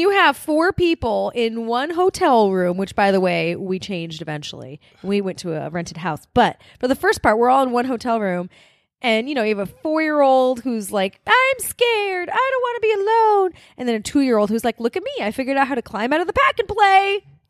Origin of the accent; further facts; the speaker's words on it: California, United States; Like, well, I grew up in Southern California, guys.